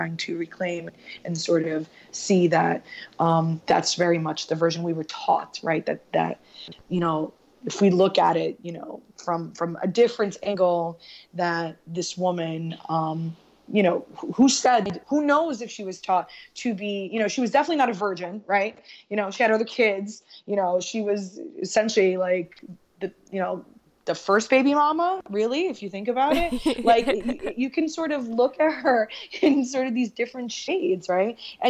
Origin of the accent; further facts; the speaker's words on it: Newark, New Jersey, United States; now in Union, United States; No, I lived in Newark. I moved to Union 6 years ago.